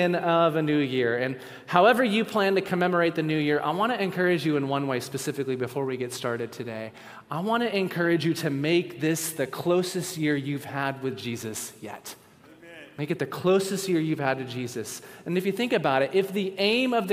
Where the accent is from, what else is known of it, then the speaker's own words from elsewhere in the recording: West Coast, United States; now in Virginia, United States; We grew up on the West Coast